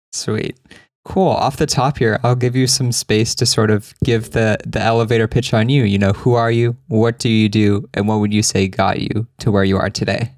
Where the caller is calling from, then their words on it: Argentina; I'm calling from Argentina